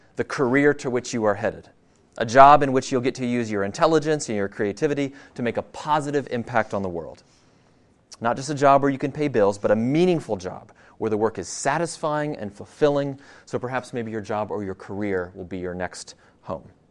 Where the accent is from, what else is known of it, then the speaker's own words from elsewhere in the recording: Virginia, United States; also born or lived in Denver, Colorado; I grew up in Virginia, just, uh, uh, about an hour from here